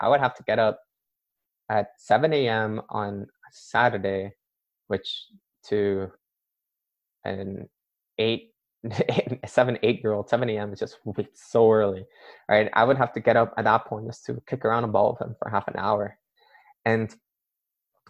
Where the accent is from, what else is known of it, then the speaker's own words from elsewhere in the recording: Canada; my parents immigrated to Canada and they had me there